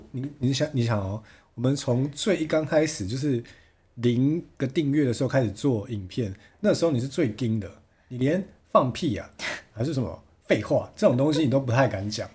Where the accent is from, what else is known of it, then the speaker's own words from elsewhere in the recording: Chiayi, Taiwan; moved away; 我是嘉义人